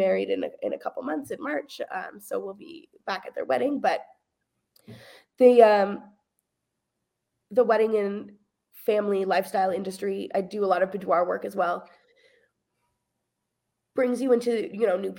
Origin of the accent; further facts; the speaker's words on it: Hamilton, Ontario, Canada; also born or lived in Kingston, Ontario; now in Burlington, Canada; I grew up in a really rural situation, in a beautiful, beautiful home with my lovely family. But when I was 18, I like could not get as far away as possible kind of thing in a quick enough time. So I moved from Hamilton to Kingston